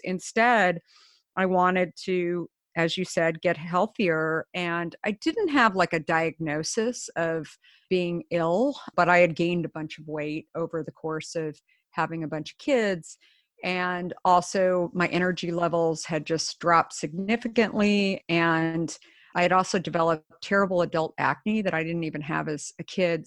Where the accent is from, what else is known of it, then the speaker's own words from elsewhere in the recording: Scottsdale, Arizona, United States; also born or lived in Minneapolis; I grew up the last of five kids in Scottsdale, Arizona